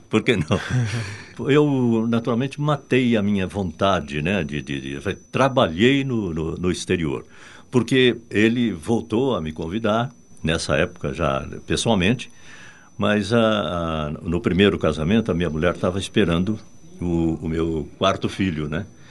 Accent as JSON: {"language": "Portuguese", "country": "Brazil", "accent": "Brazilian", "said": "A gente fica com o sotaque de, de, de, de brasileiro"}